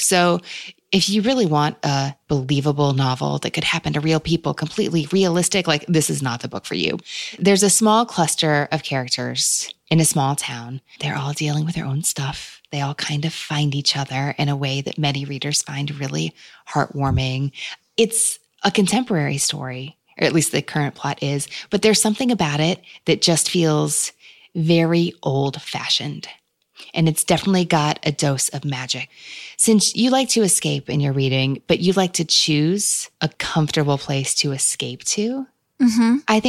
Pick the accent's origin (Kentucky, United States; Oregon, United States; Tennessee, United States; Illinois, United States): Kentucky, United States; from my home state of Kentucky